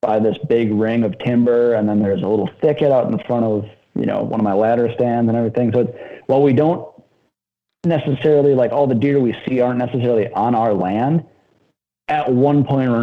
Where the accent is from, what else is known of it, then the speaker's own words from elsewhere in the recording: Blue Mounds, Wisconsin, United States; I'm from Blue Mountains, Wisconsin, grew up out there